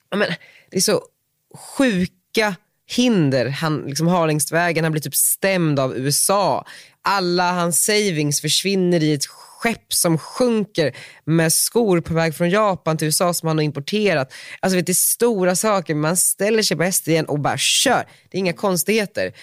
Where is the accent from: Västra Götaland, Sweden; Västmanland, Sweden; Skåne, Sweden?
Västmanland, Sweden; Västerås; now in Stockholm, Sweden; Jag är från Västerås